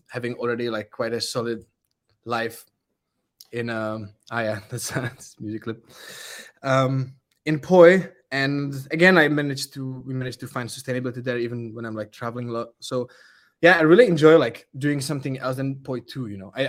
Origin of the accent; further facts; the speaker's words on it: Czechia; English is a second language; I'm from Czech. I speak Czech.